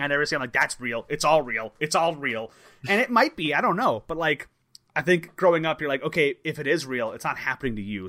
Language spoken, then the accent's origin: English; Crystal Lake, Illinois, United States; you and I grew up in a town called Crystal Lake.